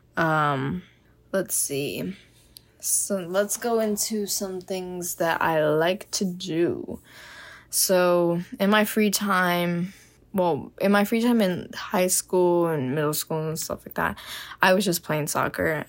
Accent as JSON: {"language": "English", "town": "Miami", "region": "Florida", "country": "United States", "tie": "born or raised there", "moved": "as an adult", "lives_now": "Gainesville, United States", "said": "I am from Miami, Florida"}